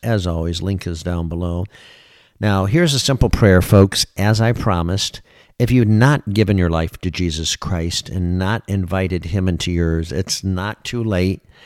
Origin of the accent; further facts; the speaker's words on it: Michigan, United States; moved away as an adult; now in Florida, United States; I was born and raised in Michigan